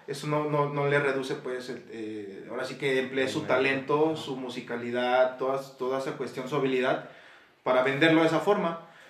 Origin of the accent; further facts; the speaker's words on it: Guanajuato, Mexico; aquí también de Guanajuato Capital